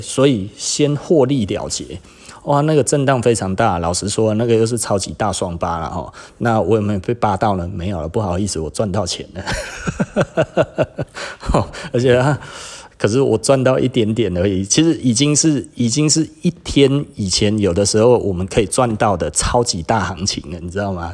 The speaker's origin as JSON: {"language": "Chinese", "country": "Taiwan", "said": "我们台湾人"}